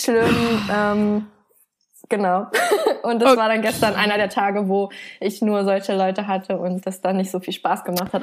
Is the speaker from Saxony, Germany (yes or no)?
yes; Leipzig, Saxony, Germany; moved away as an adult; now in Berlin, Germany; weil ich bin ja hier geboren in Deutschland und ich hatte mich als Kind auch immer so als deutsches Kind gesehen.